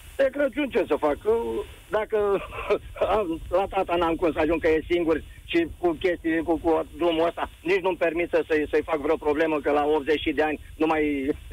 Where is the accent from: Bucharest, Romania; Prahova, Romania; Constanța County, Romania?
Constanța County, Romania; Mihail Kogălniceanu; sunt din Constanța, de fapt din Cogălnicianu